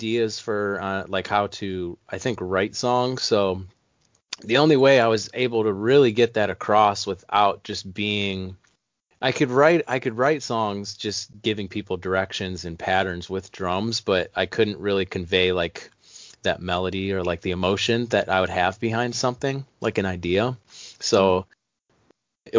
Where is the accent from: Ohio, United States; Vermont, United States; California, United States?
Ohio, United States; Cleveland; I'm a male from Cleveland, Ohio